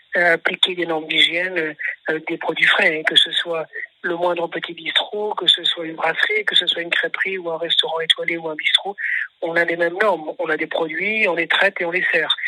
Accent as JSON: {"language": "French", "region": "Brittany", "country": "France", "tie": "born or raised there", "also_born_or_lived": "Mediterranean coast", "moved": "as an adult", "said": "j'ai grandi en Bretagne"}